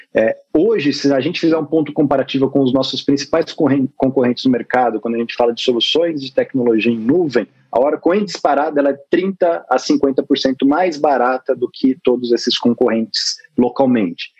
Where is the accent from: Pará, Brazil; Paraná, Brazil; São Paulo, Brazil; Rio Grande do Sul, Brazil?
São Paulo, Brazil; Botucatu; moved away as an adult; now in São Paulo, Brazil; sou natural de Botucatu, interior do estado de São Paulo